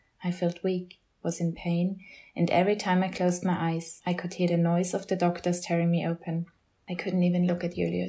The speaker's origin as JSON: {"language": "English", "country": "Austria", "moved": "as an adult", "said": "I moved back to my home country of Austria for the first time in 10 years"}